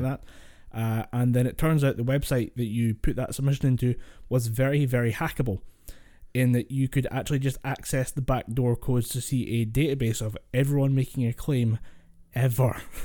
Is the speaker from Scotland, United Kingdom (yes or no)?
yes; Scotland, United Kingdom; Scots do that. We do have to water down our accent. I water the I water mine down way further